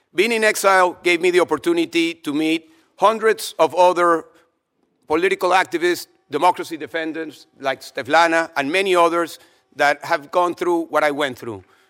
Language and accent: English; Venezuela; moved away as an adult; I was able to escape from Venezuela against my will because I never wanted to leave my home country